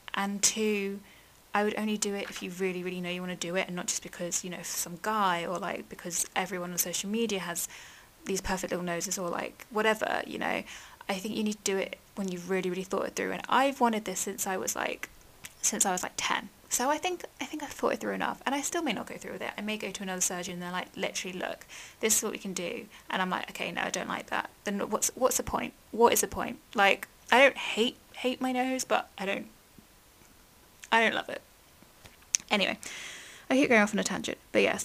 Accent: England, United Kingdom; I've grown up in England

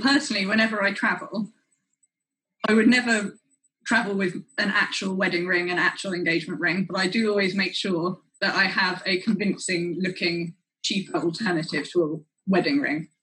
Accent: London, United Kingdom; I'm from London and I work as an emerging markets consultant

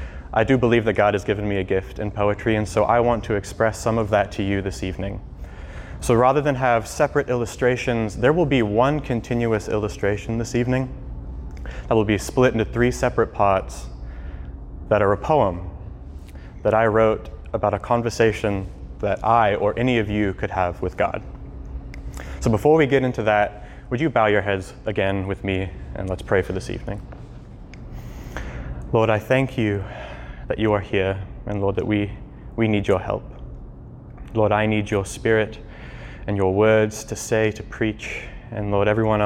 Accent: Cape Town, Western Cape, South Africa; also born or lived in St. Louis, United States; now in Kansas City, United States; I actually was born in St. Louis, but my family are missionaries in Cape Town, South Africa. So I grew up in Southern Africa, moving around a lot, and ended up coming back here to the US for college

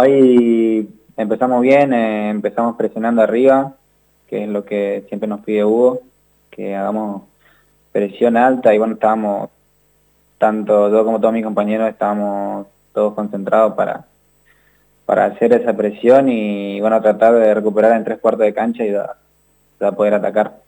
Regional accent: San Pedro, Misiones, Argentina; yo soy de San Pedro Misiones

